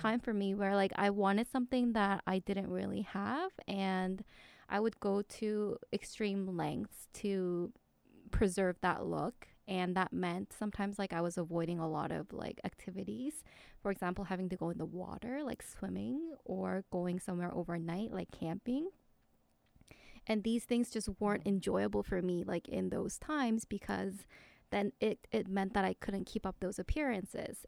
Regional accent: South Korea; moved away; I grew up in Korea

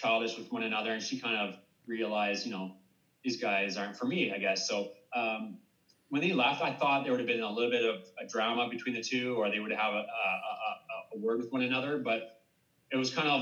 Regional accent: Canada; I'm a personal trainer. I'm from Canada

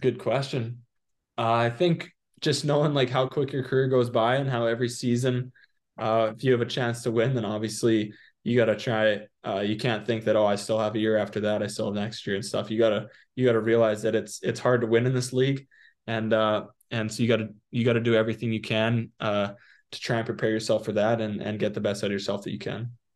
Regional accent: Prince Albert, Saskatchewan, Canada; now in Portland, United States; Prince Albert, my hometown

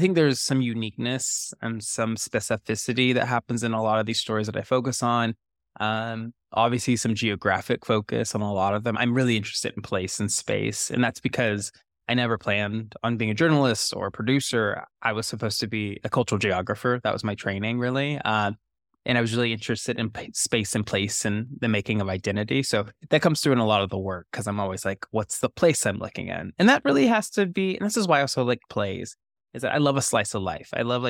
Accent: the South, United States; accent: Southern; I couldn't shake the Southerness. I did get rid of the accent somehow, but the sensibilities of being a Southerner always were with me.

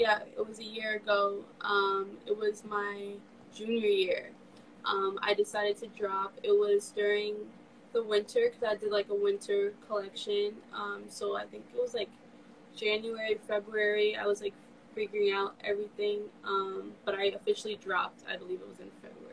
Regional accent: New York City, New York, United States; I'm from New York. I'm born and raised in Queens

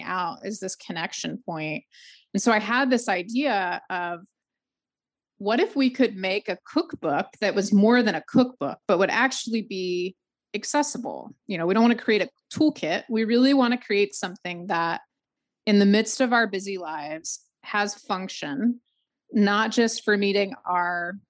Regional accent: the South, United States; also born or lived in Georgia; now in North Carolina, United States; Born and raised in the South, only lived in the South. Farthest north is North Carolina

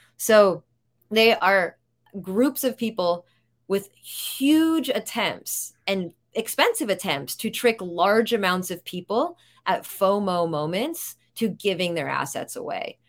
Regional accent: New York, United States; I'm a New Yorker

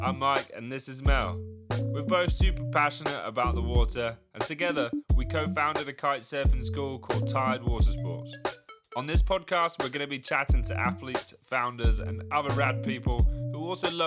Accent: Margate, South East England, United Kingdom; My hometown of Margate

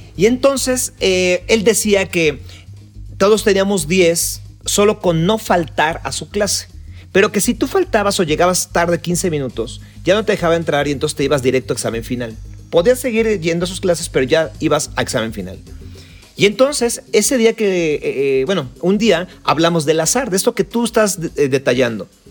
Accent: Mexico; somos latinos, somos mexicanos

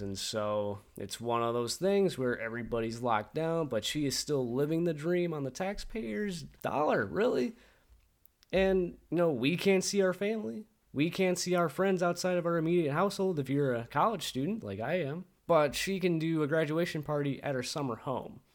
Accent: Michigan, United States; As Michiganders, as American people

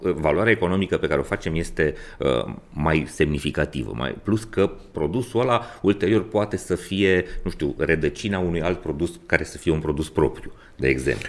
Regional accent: Brașov, Brașov County, Romania; also born or lived in Maramureș; eu sunt brașovean, măritat în Maramureș

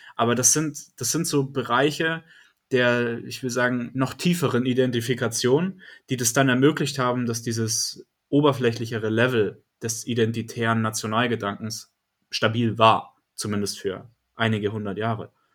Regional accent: Bayreuth, Bavaria, Germany; mich als Bayreuther

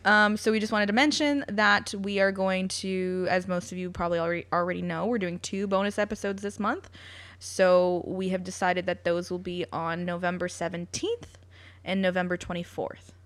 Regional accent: London, Ontario, Canada; also born or lived in United Kingdom; my hometown

